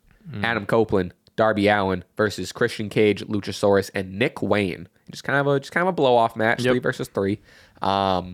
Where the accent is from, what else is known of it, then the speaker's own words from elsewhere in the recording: Winnipeg, Manitoba, Canada; Winnipeg, you idiot.